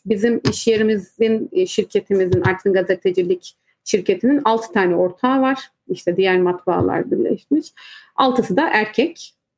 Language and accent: Turkish; Artvin, Turkey; Artvinli olduğum için üniversiteyi bitirip art, e, hemen Artvin'e dönüp e, çalışmaya başladığım için